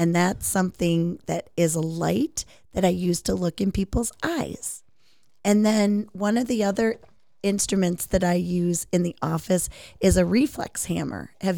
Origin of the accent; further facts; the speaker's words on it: Aurora, United States; But I grew up in Aurora, which isn't too far from where you live or I live.